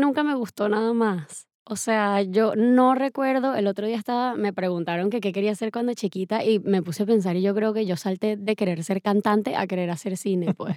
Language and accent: Spanish; Valencia, Carabobo, Venezuela; moved away as an adult; also born or lived in Medellín, Colombia / Caracas, Venezuela; Y me fui cuando tenía un año a Caracas. Primero llegué a Caracas, estuve un añito, aprendí a caminar y hablar y me fui para Valencia. Y crecí en Valencia hasta los 18 años